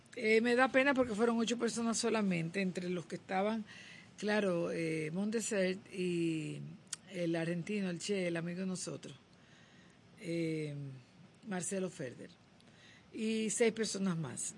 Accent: Dominican Republic; yo como dominicana

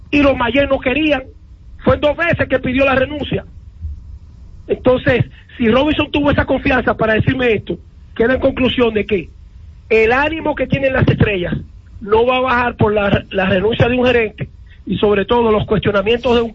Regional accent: San Pedro de Macorís, Dominican Republic; todo el mundo sabe que yo nací aquí en San Pedro, me crié en San Pedro, soy de San Pedro, soy de las estrellas

